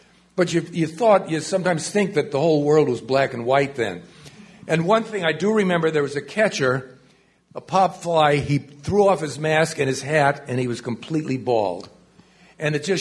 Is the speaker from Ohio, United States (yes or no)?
yes; Cleveland, Ohio, United States; I'm from Cleveland. My father took me to the Municipal Stadium